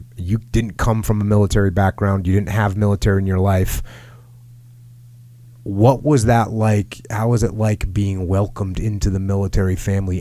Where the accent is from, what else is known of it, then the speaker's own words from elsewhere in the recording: East Coast, United States; I grew up on the East Coast